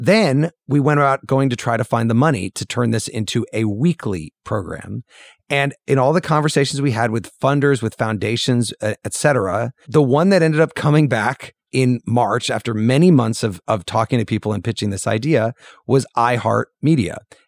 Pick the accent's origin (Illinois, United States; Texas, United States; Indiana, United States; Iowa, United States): Illinois, United States; When I was growing up in Central Illinois, I used to listen to the radio at night.